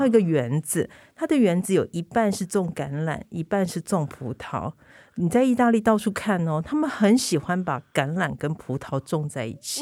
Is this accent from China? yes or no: no; Taiwan; now in Italy; 我们台湾人好爱美食